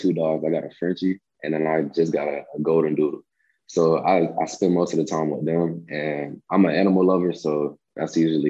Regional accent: Rockledge, Florida, United States; I got my city, so it's Rockledge, and that's where I'm from.

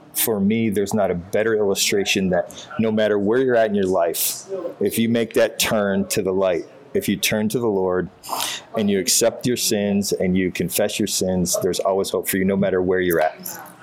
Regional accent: Northern Michigan, United States; all of the things that my dad taught me growing up in Northern Michigan

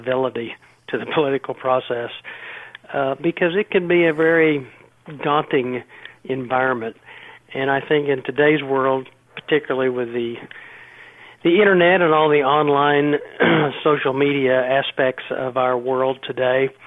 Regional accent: Oklahoma, United States; also born or lived in Washington, D.C. / New York; now in Scottsdale, United States; I'm originally from Oklahoma, but I now spent 30 years on the East Coast in Washington and New York, and I now live in Scottsdale, Arizona.

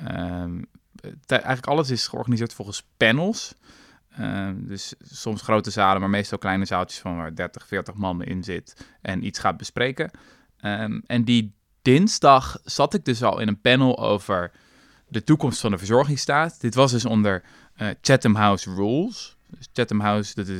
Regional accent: Netherlands

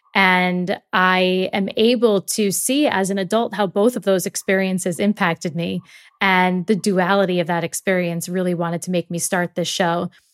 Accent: New York, United States; I grew up in New York

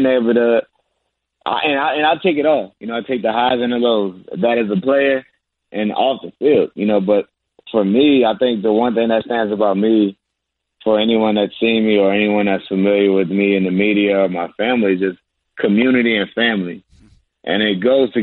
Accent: Virginia, United States; moved away as an adult; also born or lived in Maryland; now in Charlotte, United States; I'm a Virginia boy. I'm from Virginia.

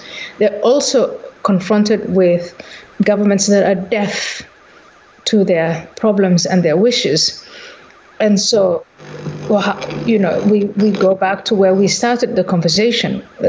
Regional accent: Somalia; So when I was growing up, I was born in Somalia

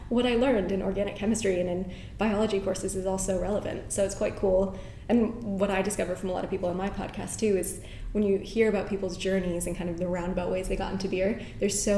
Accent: Northern Ireland, United Kingdom; also born or lived in New York; now in London, United Kingdom; I had two cousins living here, again, growing up in Northern Ireland. I'm a British citizen, so I was able to move here

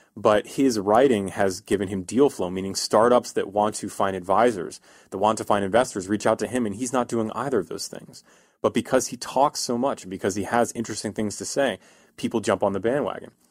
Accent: East Coast, United States; moved away as an adult; now in California, United States; I'm from the East Coast, uh, and in the East Coast, we're, we're a miserable people from the East Coast

